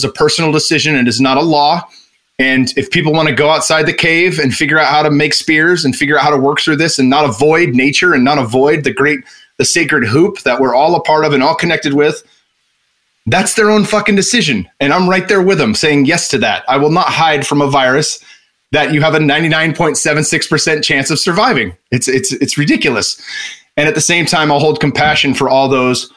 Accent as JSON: {"language": "English", "region": "Northern California", "country": "United States", "tie": "born or raised there", "also_born_or_lived": "Arizona", "moved": "as an adult", "lives_now": "Austin, United States", "said": "I grew up born and raised in Northern California"}